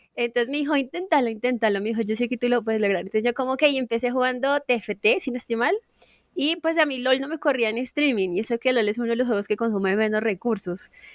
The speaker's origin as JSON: {"language": "Spanish", "region": "Casanare", "country": "Colombia", "tie": "born or raised there", "also_born_or_lived": "Suacha", "said": "Yo soy suachuna, pero me crié en Casanare"}